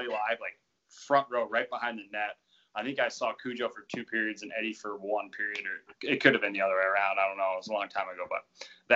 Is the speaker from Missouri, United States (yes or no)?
yes; St. Louis, Missouri, United States; growing up in St. Louis